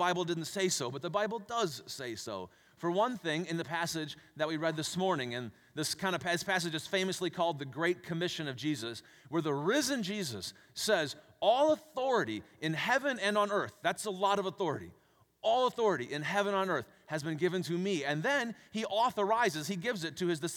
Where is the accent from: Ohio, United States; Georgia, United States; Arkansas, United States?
Ohio, United States; Cleveland; now in Minnesota, United States; I was born and raised in Cleveland, Ohio.